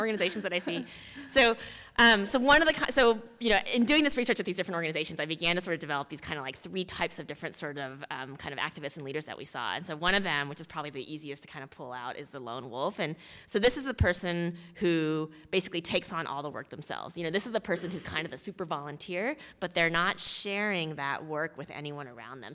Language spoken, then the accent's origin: English; Houston, Texas, United States; I grew up in Texas, in Houston, Texas, um, as a daughter of Korean immigrants